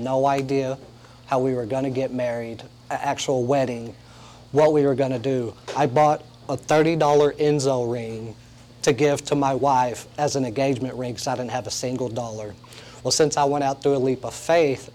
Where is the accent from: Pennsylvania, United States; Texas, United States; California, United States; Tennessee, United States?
Texas, United States; Lubbock; moved away as an adult; also born or lived in Indianapolis; now in Long Beach, United States; I was born and raised in Lubbock, Texas